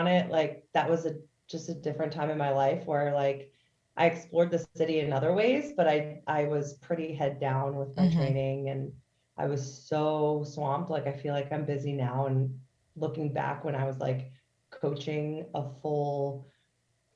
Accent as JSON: {"language": "English", "area": "Philadelphia area", "region": "Pennsylvania", "country": "United States", "tie": "born or raised there", "also_born_or_lived": "Chicago, Illinois / Boston, Massachusetts", "said": "I was born in Chicago, but I've lived in like Pennsylvania and like the Philadelphia area majority of my life"}